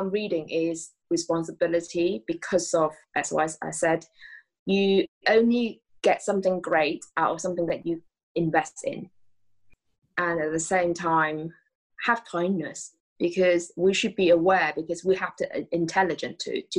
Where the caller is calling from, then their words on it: Bath, South West England, United Kingdom; I am at home in Bath in the UK.